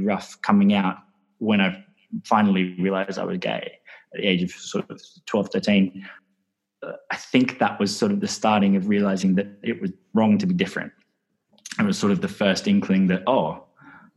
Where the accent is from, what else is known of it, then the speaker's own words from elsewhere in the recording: London, United Kingdom; I grew up in London